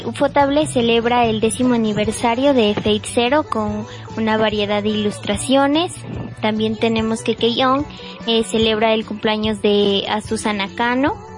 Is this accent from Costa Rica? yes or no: no; Ecuador; soy de Ecuador